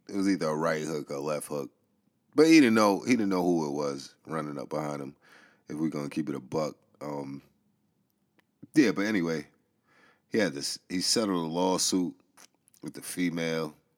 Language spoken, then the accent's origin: English; New York City, New York, United States; I grew up in the Bronx.